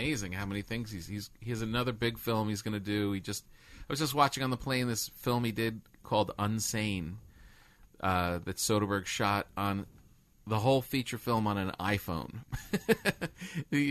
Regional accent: New York, United States; moved away as an adult; now in Los Angeles, United States; we come from New York and we're living in L.A.

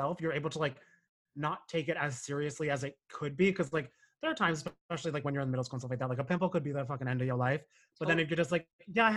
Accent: Cranford, New Jersey, United States; moved away as an adult; also born or lived in Monmouth County, New Jersey; now in Brooklyn, United States; I grew up in Union County, so like Cranford.

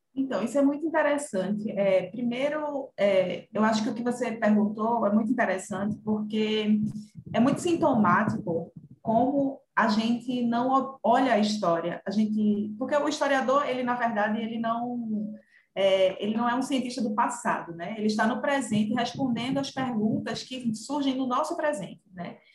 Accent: Camaragibe, Pernambuco, Brazil; eu sou de, natural de Camaragibe, na região metropolitana do Recife

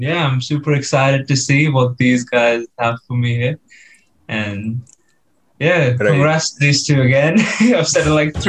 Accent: Mumbai, Maharashtra, India; also born or lived in Delhi; now in Brisbane, Australia; Yes, so of course … I am from Mumbai. Even though I was born in Delhi, I just say I'm from Mumbai.

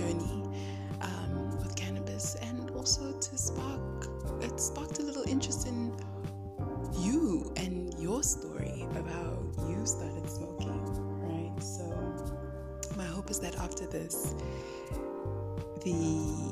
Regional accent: Johannesburg, Gauteng, South Africa; Joburg born and bred. I've lived in Johannesburg my entire life.

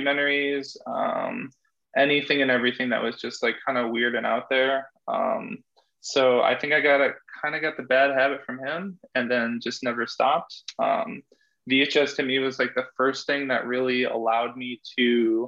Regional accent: East Coast, United States; I'm from the East Coast

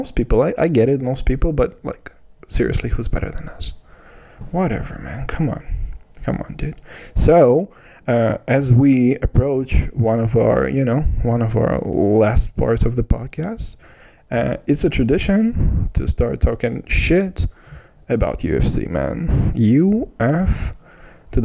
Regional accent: Kazakhstan; I'm from Kazakhstan.

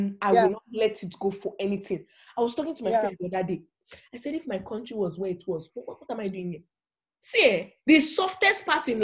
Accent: Nigeria; God was not sleeping when he made me Nigerian. There's a reason I'm Nigerian.

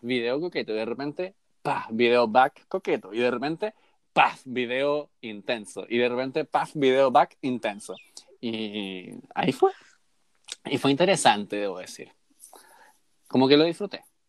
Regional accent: Chile

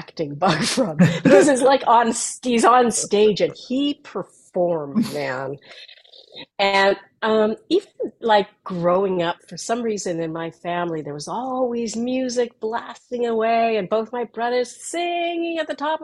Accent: Edmonton, Alberta, Canada; also born or lived in Los Angeles; now in North Carolina, United States; I grew up in Edmonton, Alberta, Canada.

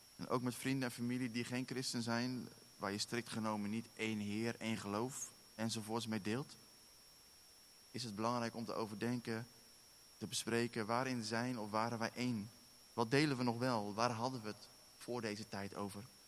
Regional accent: Netherlands; now in Werkendam, Netherlands; wij zijn Nederlanders.

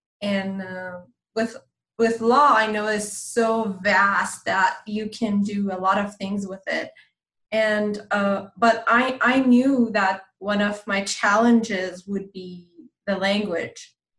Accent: California, United States; English is a second language; And you know, I'm from Southern California, and in Southern California you have there's a huge Iranian community.

